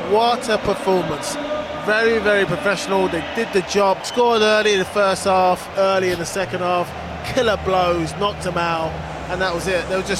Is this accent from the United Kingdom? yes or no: yes; England, United Kingdom; being an Englishman